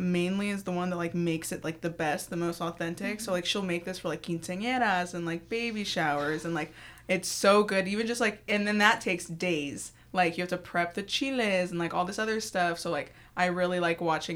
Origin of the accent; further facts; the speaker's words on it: Ventura County, California, United States; now in Sacramento, United States; I'm originally from SoCal. I grew up in Ventura County, but now I live in Sacramento, like, Galt area